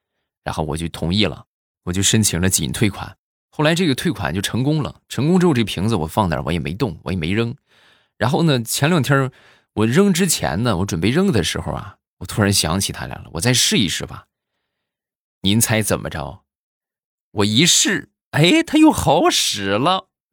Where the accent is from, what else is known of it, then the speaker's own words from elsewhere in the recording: Rizhao, Shandong, China; 那么正好我现在没有在日照啊，我是处在山东的另一个城市啊